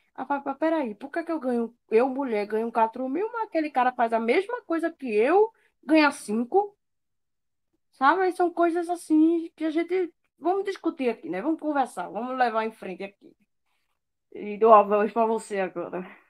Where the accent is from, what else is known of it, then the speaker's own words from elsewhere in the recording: Recife, Pernambuco, Brazil; moved away as an adult; now in João Pessoa, Brazil; Eu sou de Recife e agora eu morando em João Pessoa.